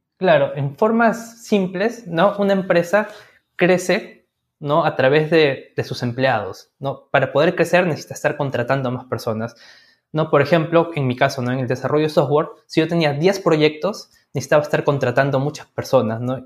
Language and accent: Spanish; Peru; somos de Perú